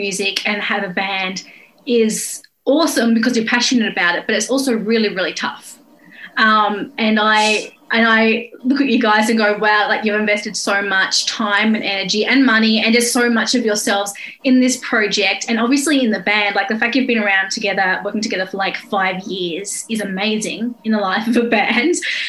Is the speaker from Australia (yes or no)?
yes; Australia; And as Australian, it's very strange for me whenever I visit.